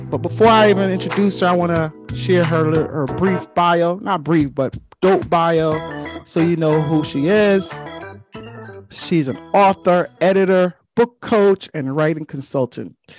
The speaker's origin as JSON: {"language": "English", "town": "New York City", "region": "New York", "country": "United States", "tie": "born or raised there", "said": "growing up in Flatbush, Brooklyn"}